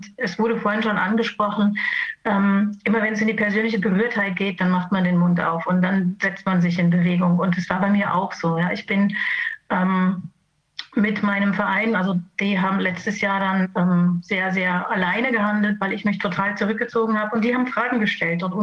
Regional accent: Germany; Also ich komme aus der DDR.

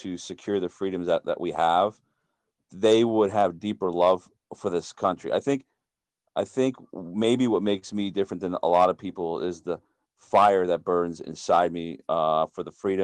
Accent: United States; I'm an American

